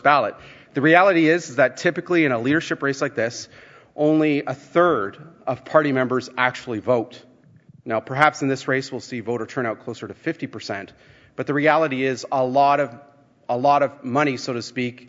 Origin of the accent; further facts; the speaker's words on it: Ponsonby, Ontario, Canada; first language Dutch; English is a second language; when I was 5 years old and I went to Ponsonby Public School, just down the road from where I live today, to kindergarten